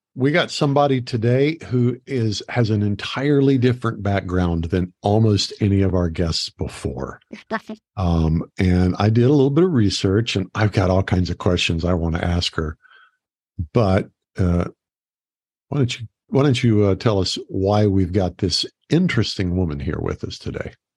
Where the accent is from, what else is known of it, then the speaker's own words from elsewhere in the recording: United States; also born or lived in Phoenix; I was from America